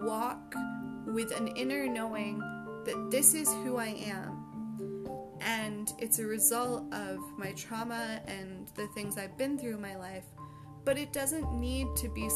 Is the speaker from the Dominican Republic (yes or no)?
no; Canada; my own country of Canada. I'm from Canada